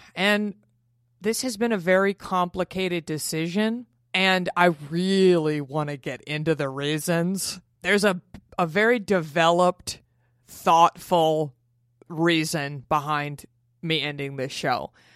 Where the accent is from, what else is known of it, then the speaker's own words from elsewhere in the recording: Dallas, Texas, United States; moved away; in Dallas in my hometown